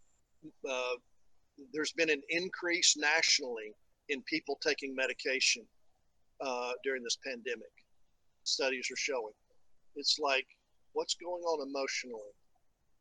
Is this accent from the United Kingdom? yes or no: no; East Tennessee, United States; moved away; the valley where I grew up in East Tennessee